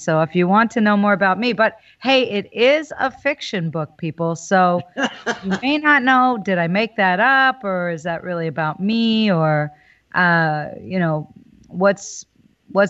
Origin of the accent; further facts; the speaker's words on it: New Hope, Pennsylvania, United States; also born or lived in Philadelphia; There was a store where I grew up in New Hope, Pennsylvania, called Sagittarius Books.